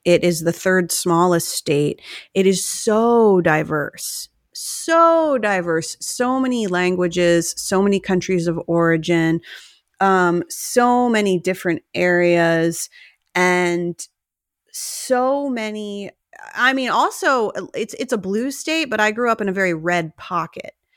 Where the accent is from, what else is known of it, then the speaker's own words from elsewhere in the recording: New Jersey, United States; we're both from New Jersey